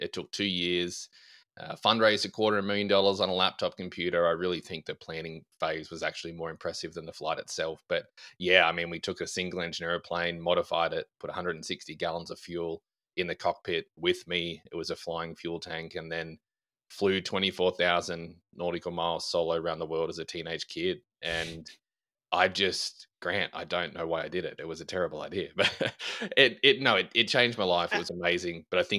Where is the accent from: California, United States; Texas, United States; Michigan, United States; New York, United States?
Texas, United States; Australian? I'm not Australian. I'm from West Texas, Grant.